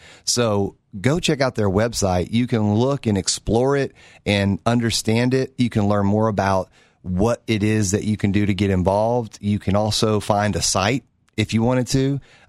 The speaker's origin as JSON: {"language": "English", "town": "Knoxville", "region": "Tennessee", "country": "United States", "said": "you know, hey, where are you from? I'm from Knoxville. Oh, Knoxville."}